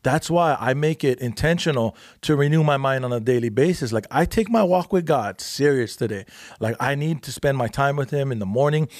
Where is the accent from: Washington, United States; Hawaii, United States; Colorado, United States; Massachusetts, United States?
Hawaii, United States; Big Island; moved away as an adult; now in California, United States; I'm from the Big Island